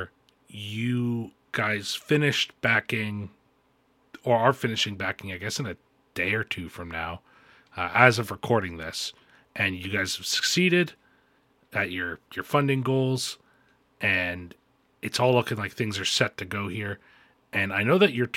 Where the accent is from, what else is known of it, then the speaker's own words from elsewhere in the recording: Niagara Falls, Ontario, Canada; I'm from Niagara Falls, Canada